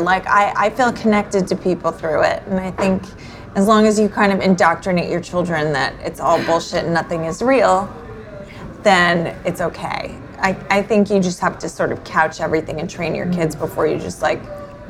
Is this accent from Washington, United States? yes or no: no; New York, United States; It will never be over for me because ultimately I'm a New Yorker, and brunch is my life and my half my identity.